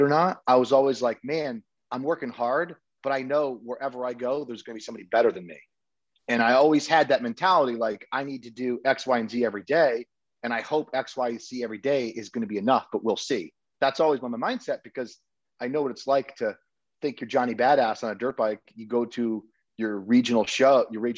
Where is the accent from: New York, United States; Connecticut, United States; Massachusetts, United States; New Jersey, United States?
Connecticut, United States; now in Texas, United States